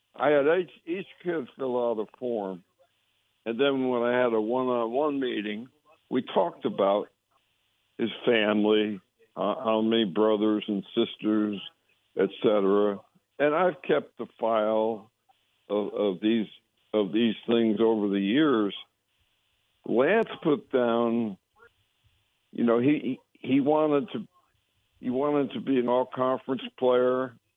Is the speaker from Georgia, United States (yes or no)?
no; Connecticut, United States; moved away; I grew up in Connecticut near the New York border